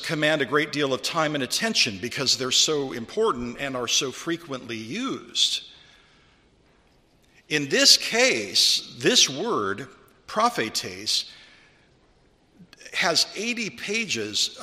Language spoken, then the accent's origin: English; California, United States; I was raised in California